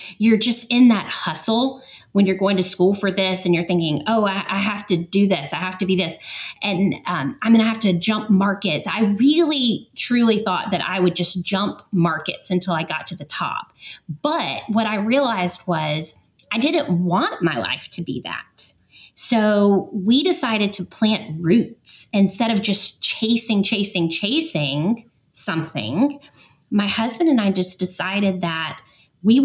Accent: Atlanta, Georgia, United States; moved away as an adult; So we're originally from Atlanta.

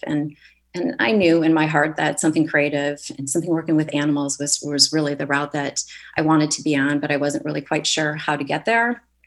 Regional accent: Michigan, United States; moved away as an adult; also born or lived in Chicago, Illinois; now in Santa Barbara, United States; I grew up in Michigan and spent uh, the last 20 years in Chicago.

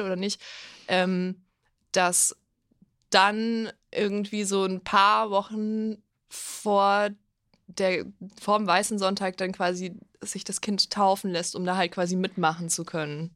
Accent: Bavaria, Germany; Ich komme aus Bayern

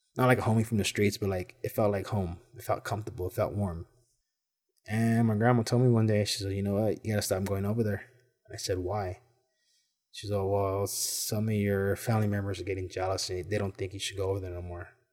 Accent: Los Angeles, California, United States; I grew up in Boyle Heights

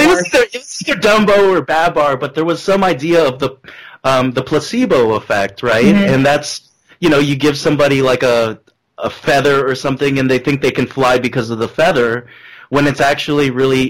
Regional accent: Philippines; someone being really proud of being Filipino for the longest time

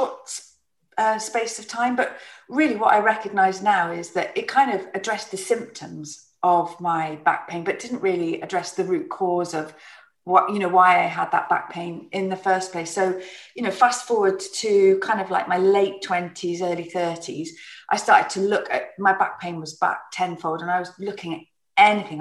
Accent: Plymouth, South West England, United Kingdom; I grew up in Plymouth

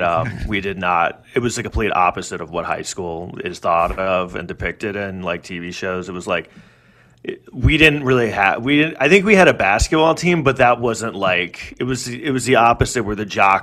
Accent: New York City, New York, United States; I grew up in Manhattan.

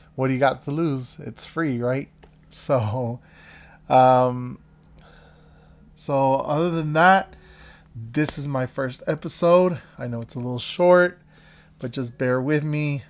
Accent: the Everglades, Florida, United States; moved away as an adult; now in Los Angeles, United States; I grew up in the Everglades, so not any place fancy like L

